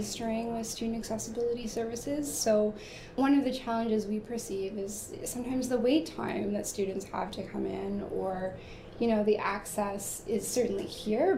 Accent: Peterborough, Ontario, Canada; I'm from Peterborough

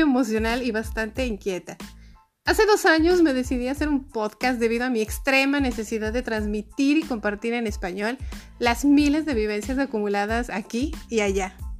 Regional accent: Mexico; now in Austria; Soy una mexicana de 46 años, residente en Austria

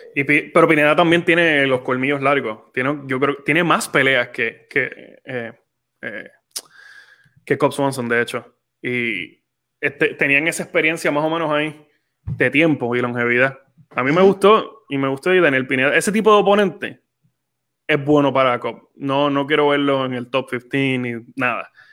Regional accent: Puerto Rico

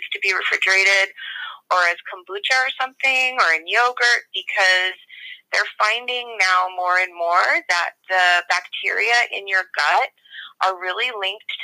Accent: San Francisco, California, United States; I grew up in San Francisco in the 80s.

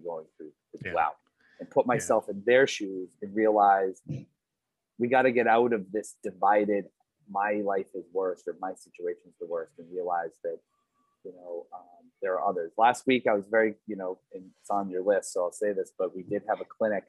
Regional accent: United States; as an American

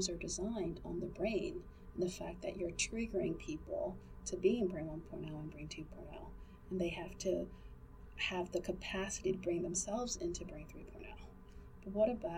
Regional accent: United States; I'm Asian American

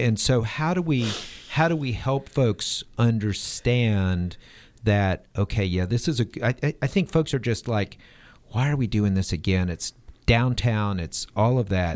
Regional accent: Nashville, Tennessee, United States; I grew up in Nashville

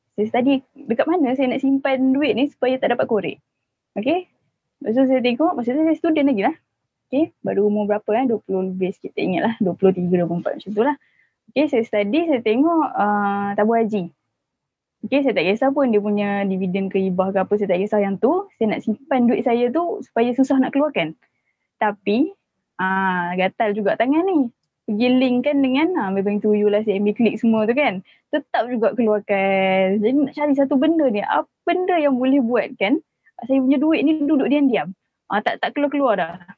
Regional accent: Penang, Malaysia; moved away as an adult; also born or lived in Johor; saya asal Penang. Saya memang asal Penang.

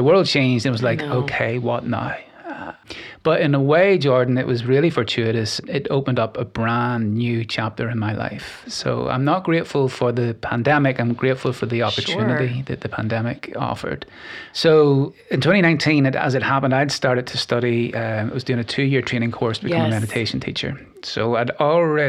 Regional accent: Glenarm, Northern Ireland, United Kingdom; moved away as an adult; now in Nashville, United States; I come from a little village called Glenarm in the north of Ireland. It's about 30 miles north of Belfast. I grew up there and loved it.

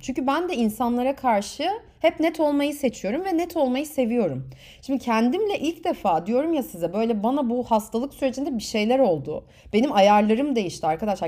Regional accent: Turkey; moved away; also born or lived in United Kingdom / France / United States; ben de Türk'üm

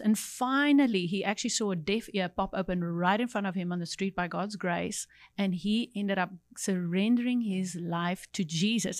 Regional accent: Cape Town, Western Cape, South Africa; I grew up in Cape Town

